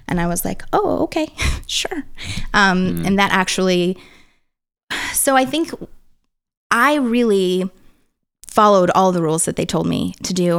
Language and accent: English; St. Peters, Missouri, United States; I grew up in Middle America, um, little suburb outside of St. Louis